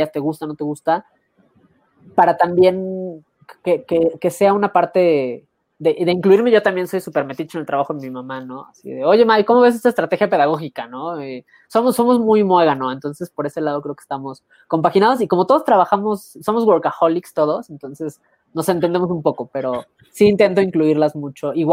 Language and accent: Spanish; Mexico